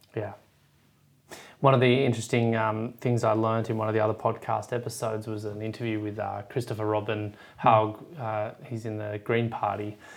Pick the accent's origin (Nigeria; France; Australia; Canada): Australia; as an Aussie